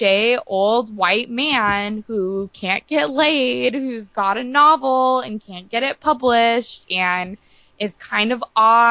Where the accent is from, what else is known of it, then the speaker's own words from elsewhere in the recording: Santa Barbara County wine country, California, United States; it was filmed and takes place in like my hometown